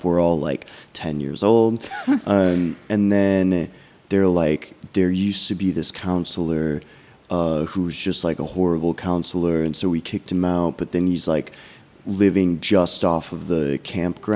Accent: Illinois, United States; a notorious haunted road in my hometown called Munger Road

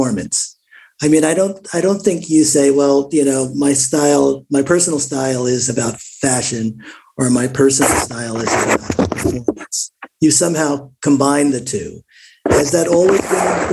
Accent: Newark, New Jersey, United States; I grew up in Newark

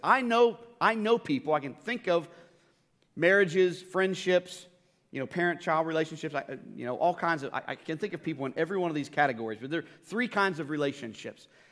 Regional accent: United States; as an American

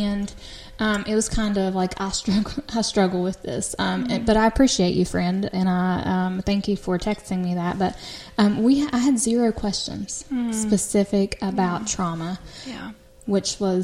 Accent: Logan, West Virginia, United States; have a friend who I grew up with in Logan

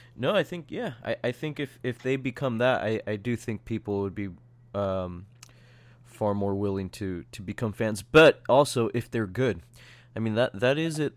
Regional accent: San Diego, California, United States; we're all from San Diego

